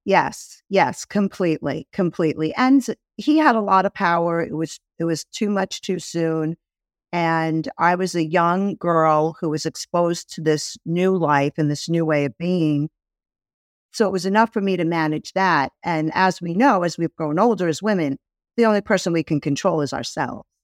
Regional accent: New York City, New York, United States; I grew up in Brooklyn

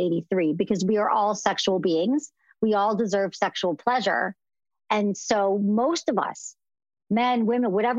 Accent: Midwest, United States; I'm from the Midwest.

